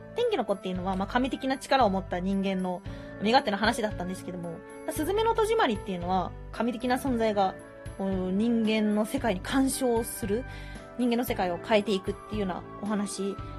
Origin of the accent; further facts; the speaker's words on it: Hyogo, Japan; 地元が兵庫県なんで